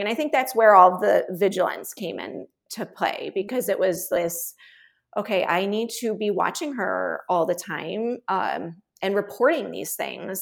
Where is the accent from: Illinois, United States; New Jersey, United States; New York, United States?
Illinois, United States; Chicago; moved away; also born or lived in Texas; I'm originally from Chicago, but my husband's a Texan